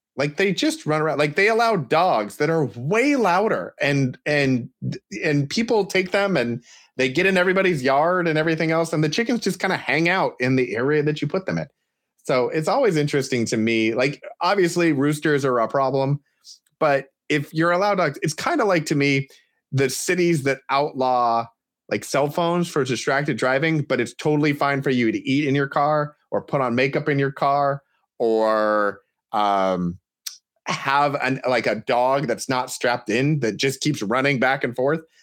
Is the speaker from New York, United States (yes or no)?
no; Portland, Oregon, United States; as someone from the Portland area who enjoys, or doesn't enjoy, but has learned to live with massive amounts of rain